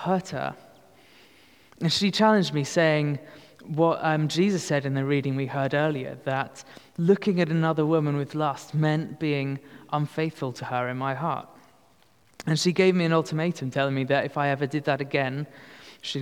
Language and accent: English; United Kingdom; we are that British